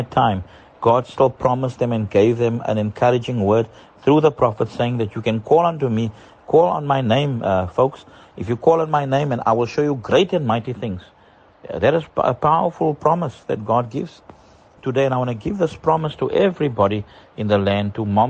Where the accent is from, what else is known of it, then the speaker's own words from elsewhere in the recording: South Africa; moved away as an adult; now in Dar es Salaam, Tanzania; My family and myself, we are from South Africa and we're residing in Tanzania